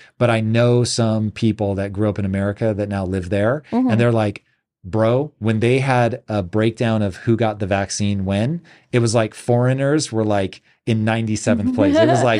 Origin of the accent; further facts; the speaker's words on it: United States; as an American